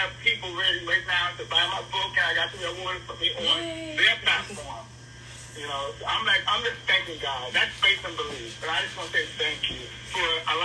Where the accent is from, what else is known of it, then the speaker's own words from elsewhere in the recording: New Jersey, United States; moved away as an adult; also born or lived in Tennessee; now in Charlotte, United States; I'm from New Jersey.